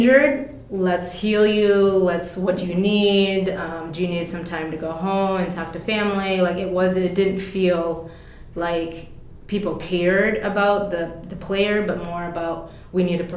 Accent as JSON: {"language": "English", "town": "Forest Lake", "region": "Minnesota", "country": "United States", "tie": "born or raised there", "said": "I grew up in Forest Lake, so I grew up in the suburbs."}